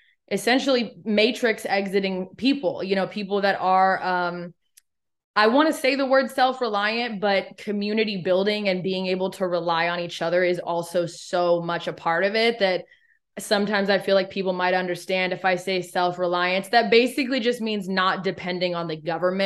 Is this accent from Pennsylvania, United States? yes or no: no; Eugene, Oregon, United States; moved away as an adult; also born or lived in Los Angeles, California; now in Nashville area, Tennessee, United States; I am from Eugene.